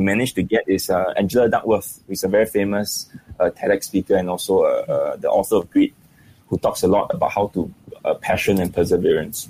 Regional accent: Singapore; I think Singaporeans generally we are we are we are very stressed out

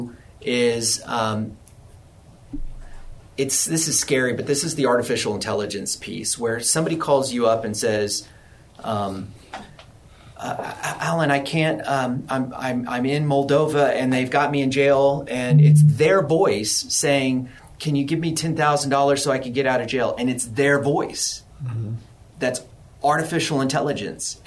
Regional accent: Texas, United States; I'm from Texas, I'm pure Texan

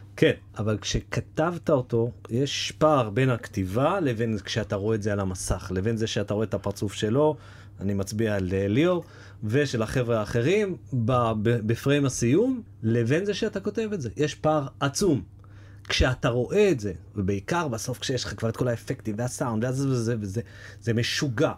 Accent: Jerusalem, Jerusalem District, Israel; moved away; שנינו ירושלמים במקור

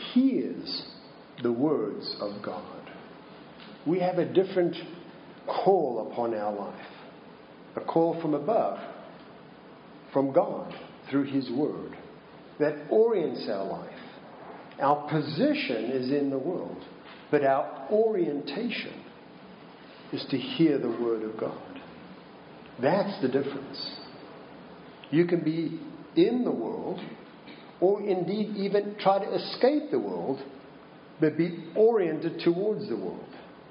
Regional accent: Minnesota, United States; I say, "I'm from Minnesota." Which is true, but it doesn't quite explain the accent, does it? Because it's not a Minnesotan accent either.

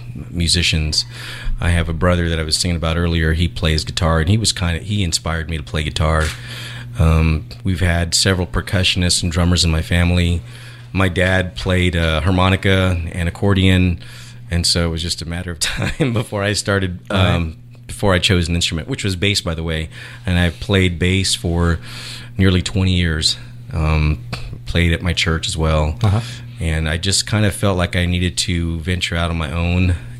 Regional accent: California, United States; also born or lived in Houston / Texas; So my background, let's see, I was born in Houston and was raised in California. My dad was in the military, so I was kind of a military brat. Moved around a lot.

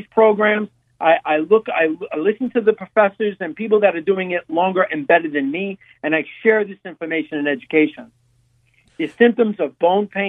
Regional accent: New York City, New York, United States; accent: New York; moved away; I'm originally born and raised in Brooklyn, New York

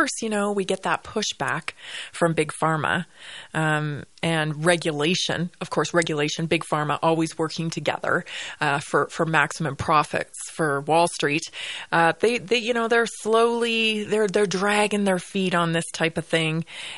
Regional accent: British Columbia, Canada; Yeah, I'm from British Columbia. We didn't really get a lot of snow when I was growing up, especially.

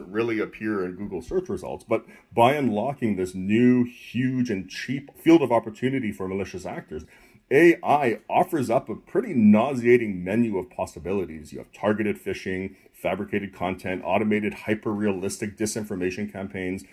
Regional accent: Canada; moved away; I'm originally from Canada

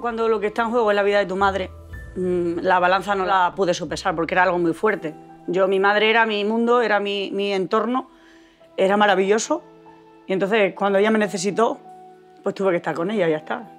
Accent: Pinofranqueado, Extremadura, Spain; moved away as an adult; also born or lived in Madrid; soy de Pino Franqueado, soy de las Urdes

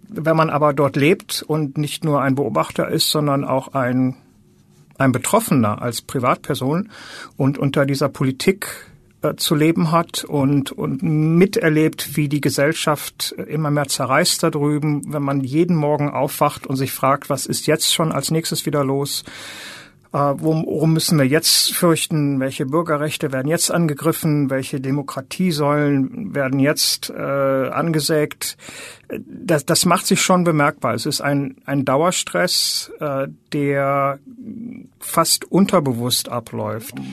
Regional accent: Germany; moved away as an adult; now in United States; Deutschland ist halt das Land, wo ich die Hälfte meines Lebens verbracht habe und aufgewachsen bin

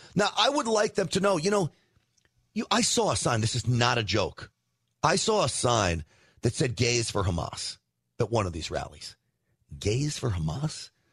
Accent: New York, United States; I grew up in New York

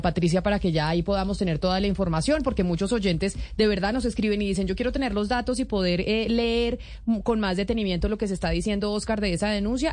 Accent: Colombia; nosotros en Colombia

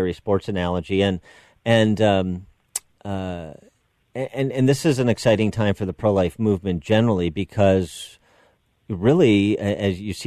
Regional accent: Chicago, Illinois, United States; I'm a Chicagoan and a Chicago native

